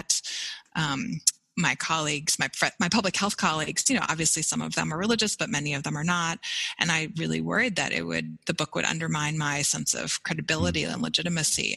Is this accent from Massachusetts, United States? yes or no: yes; outside of Boston, Massachusetts, United States; I grew up outside of Boston